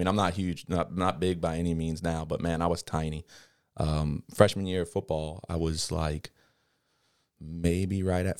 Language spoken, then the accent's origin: English; Kenner, Louisiana, United States; I'm from Kennebra.